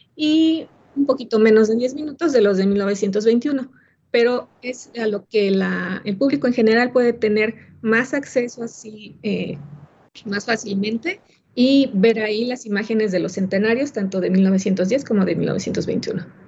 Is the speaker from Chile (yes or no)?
no; Mexico; nuestra cultura como mexicanos